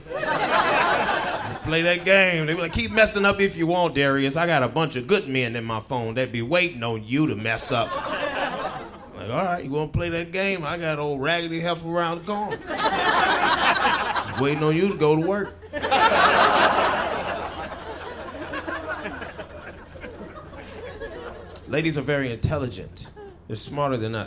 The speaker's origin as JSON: {"language": "English", "town": "Detroit", "region": "Michigan", "country": "United States", "tie": "born or raised there", "moved": "as an adult", "lives_now": "California, United States", "said": "I'm originally from Detroit, Michigan"}